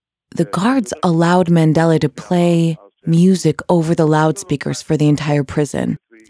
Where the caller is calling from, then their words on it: New York, United States; I'm calling from New York.